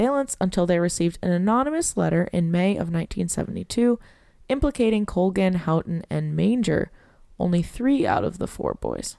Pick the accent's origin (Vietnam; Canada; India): Canada; I'm French Canadian.